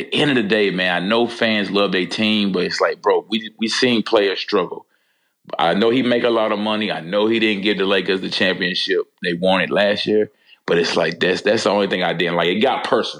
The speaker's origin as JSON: {"language": "English", "region": "North Carolina", "country": "United States", "tie": "born or raised there", "said": "he's from my home state."}